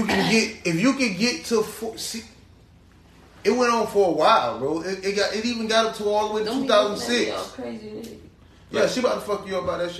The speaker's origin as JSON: {"language": "English", "town": "Miami", "region": "Florida", "country": "United States", "said": "because I'm from Miami."}